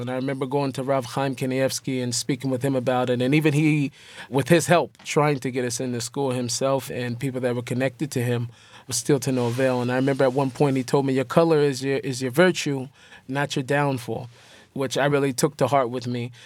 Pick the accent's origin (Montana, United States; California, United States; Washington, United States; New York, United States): Washington, United States; Seattle; Me growing up in Seattle